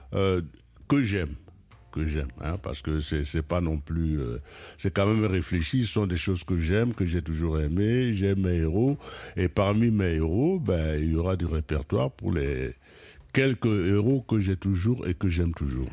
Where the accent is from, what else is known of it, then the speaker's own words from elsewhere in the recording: Cameroon; je suis Camerounais